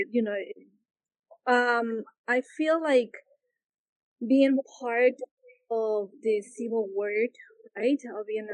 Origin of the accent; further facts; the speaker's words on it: Lima, Peru; English is a second language; moved away as an adult; now in United States; I was born in Peru, born and raised in Peru.